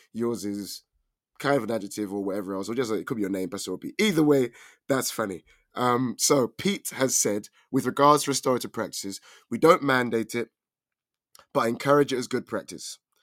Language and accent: English; London, United Kingdom; I'm from England, more specifically London.